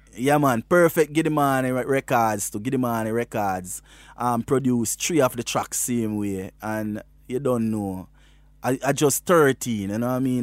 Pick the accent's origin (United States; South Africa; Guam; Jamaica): Jamaica; Westmoreland; I am from Westmoreland in Jamaica, you know. Westmoreland is a little rural district called Bath District in Westmoreland, there where my grandfather was a cane cutter and I grew with my grandparents.